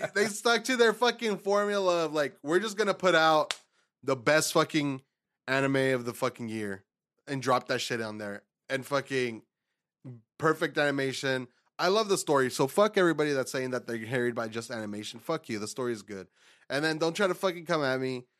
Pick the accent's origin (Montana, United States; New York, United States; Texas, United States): Texas, United States; we're from Texas